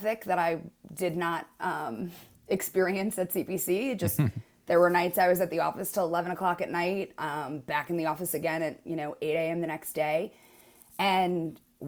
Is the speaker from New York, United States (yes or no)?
yes; New York, United States; moved away as an adult; now in San Francisco, United States; I'm from New York originally